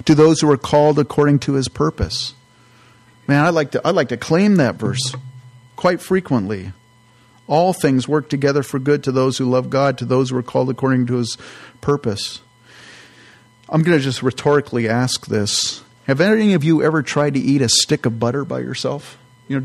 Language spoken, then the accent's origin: English; California, United States; I grew up in California